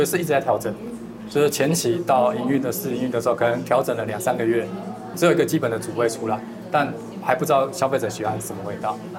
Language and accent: Chinese; Shulin, New Taipei, Taiwan; 我是树林，先北树林